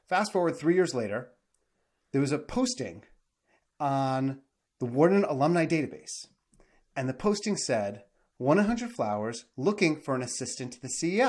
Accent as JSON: {"language": "English", "region": "New York metro area", "country": "United States", "tie": "born or raised there", "also_born_or_lived": "Kentucky", "said": "grew up in the New York metro area"}